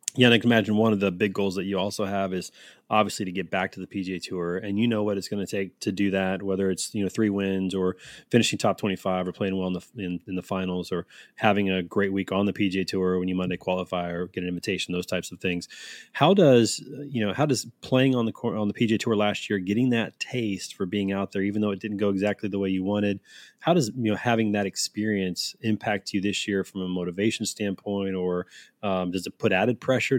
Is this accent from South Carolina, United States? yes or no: no; Kansas City, Missouri, United States; I am from Kansas City